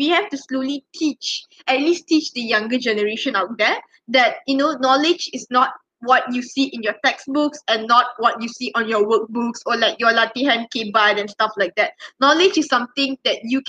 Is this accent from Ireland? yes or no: no; Malaysia; we as Malaysian students